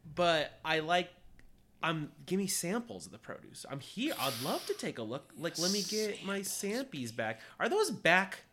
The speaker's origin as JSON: {"language": "English", "country": "United States", "said": "we're American"}